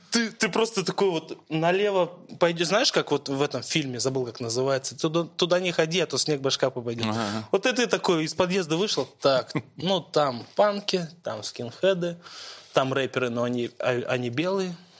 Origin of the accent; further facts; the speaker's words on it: Moscow, Russia; я родился в Москве